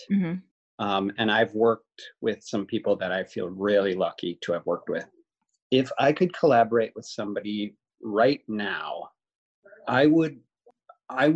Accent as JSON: {"language": "English", "region": "Wisconsin", "country": "United States", "moved": "yes", "lives_now": "Chicago, United States", "said": "I'm originally from Wisconsin"}